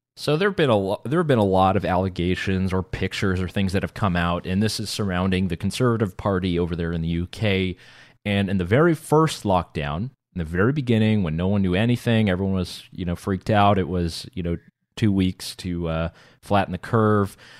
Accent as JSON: {"language": "English", "region": "North Carolina", "country": "United States", "tie": "born or raised there", "said": "growing up in North Carolina"}